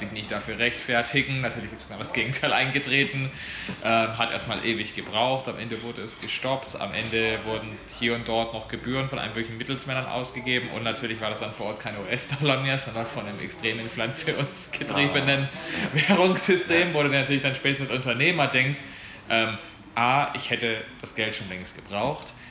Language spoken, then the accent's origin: German; Germany; ich als Deutscher